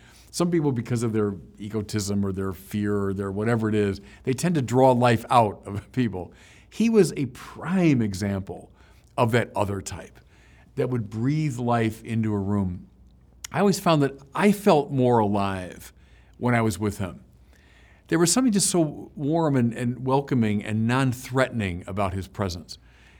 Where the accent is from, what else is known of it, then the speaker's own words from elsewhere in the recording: Chicago, Illinois, United States; now in Los Angeles, United States; You know, I came from Chicago, so I knew nothing about L.A. or very little.